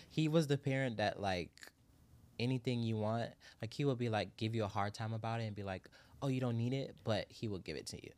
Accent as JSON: {"language": "English", "town": "Miami", "region": "Florida", "country": "United States", "said": "I'm from Miami"}